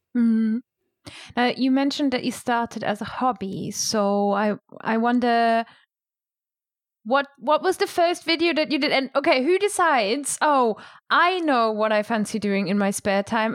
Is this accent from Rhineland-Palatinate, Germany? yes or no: yes; near Bernkastel on the Moselle, Rhineland-Palatinate, Germany; English is a second language; moved away as an adult; now in England; I learned English in, you know, in my small town. I, I'm from really near Bancaster on, on a moselle, which is really touristy.